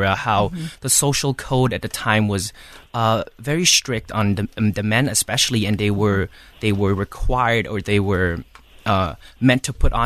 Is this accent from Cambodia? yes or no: yes; Cambodia; I am from Cambodia